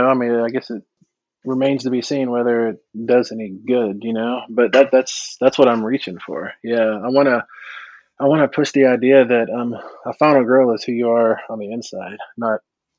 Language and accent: English; Texas, United States; And I was growing up in Texas mostly. And so I was always the only Indian in school.